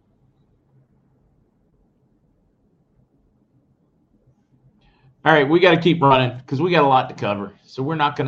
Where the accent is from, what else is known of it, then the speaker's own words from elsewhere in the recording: Arkansas, United States; I'm from Arkansas